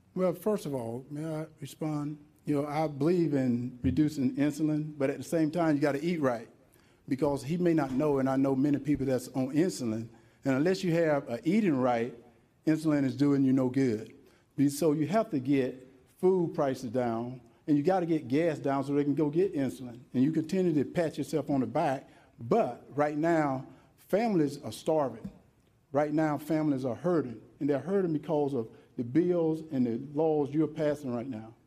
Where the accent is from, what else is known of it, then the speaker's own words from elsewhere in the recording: Wrightsville, Georgia, United States; born and raised in Wrightsville, Georgia